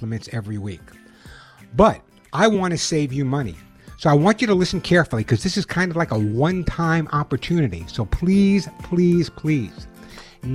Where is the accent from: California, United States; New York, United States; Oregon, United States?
New York, United States; Long Island; I grew up on Long Island